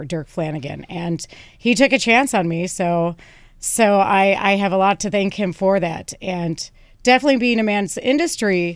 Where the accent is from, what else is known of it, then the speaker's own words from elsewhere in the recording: outside of Chicago, Illinois, United States; moved away as an adult; also born or lived in Bushwick, New York; now in New York, United States; I'm from outside of Chicago. I grew up in Illinois